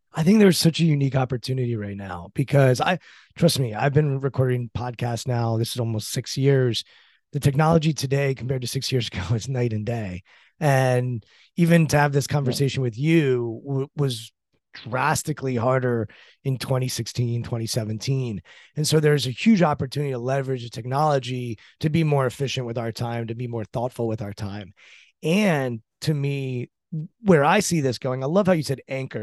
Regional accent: United States; I'm American, you know, brought up in the States.

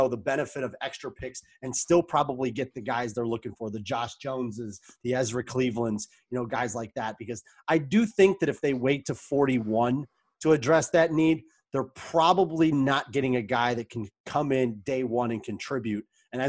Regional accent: Lorain, Ohio, United States; moved away; I'm also from Lorain.

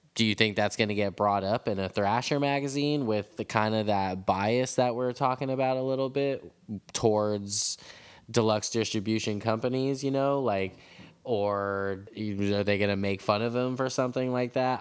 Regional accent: San Francisco, California, United States; I'm from San Francisco. I'm a San Francisco skateboarder

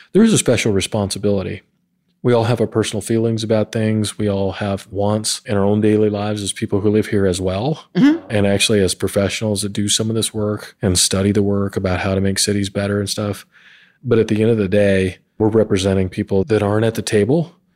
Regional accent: Montana, United States; also born or lived in Georgia / South Carolina / New Mexico / North Carolina; now in Columbus, United States; I'm originally from Montana, so I'm a proud, rare Montana native, and I always call that home. But I've lived in Georgia and South Carolina, New Mexico, North Carolina, and now here in Ohio.

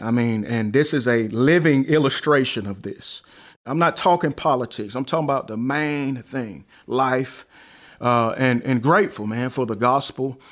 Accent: Alabama, United States; also born or lived in Chicago, Illinois; now in North Carolina, United States; I actually was born in Chicago and, uh, raised in Alabama

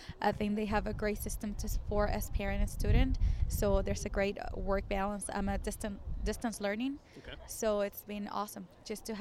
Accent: Puerto Rico; also born or lived in Florida; now in Burlington County, United States; I'm actually from Burlington County, but I'm actually from Puerto Rico

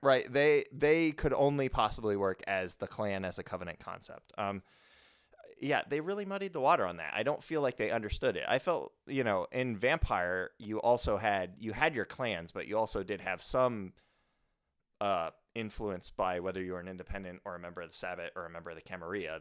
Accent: United States; speaking as an American

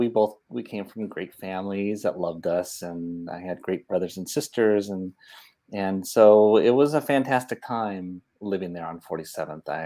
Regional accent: Oakland, California, United States; moved away as an adult; also born or lived in San Francisco / Los Angeles; now in Burbank, United States; grew up in Oakland and went to school there, Catholic school, St. Elizabeth

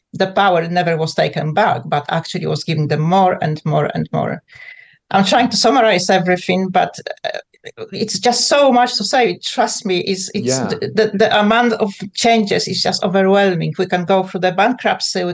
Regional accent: Poland; English is a second language; moved away as an adult; now in United Kingdom; I grew up in Poland. I left Poland when I was a young girl

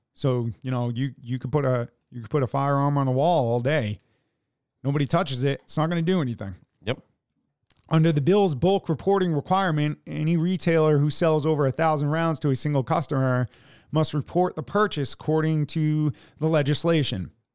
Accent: United States; we are American

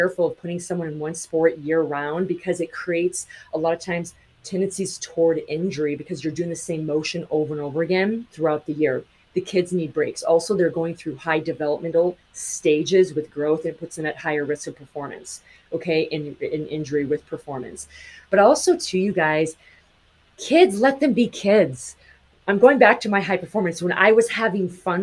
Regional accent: Montana, United States; I grew up in Montana.

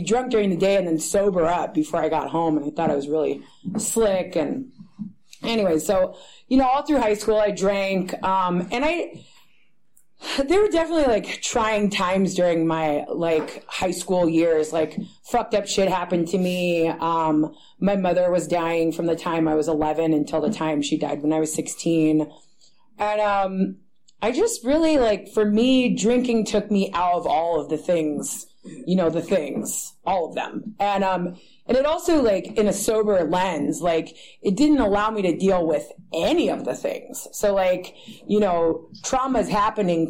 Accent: Berkeley, California, United States; I grew up in this area. I grew up in Berkeley

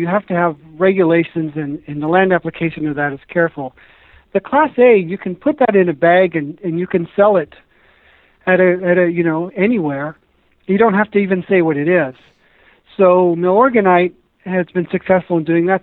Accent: Montana, United States; I was born and raised in Montana

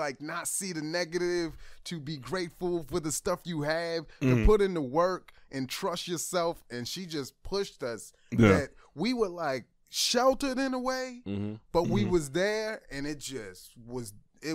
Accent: Baltimore, Maryland, United States; I grew up in East Baltimore

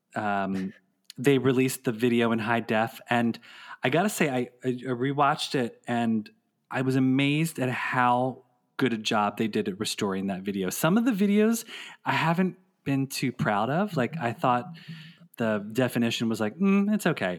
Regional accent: Philadelphia, Pennsylvania, United States; a radio station in Philadelphia, my hometown

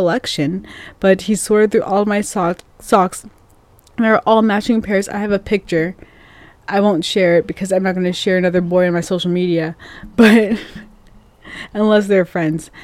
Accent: Longview, United States; moved away as an adult; my hometown

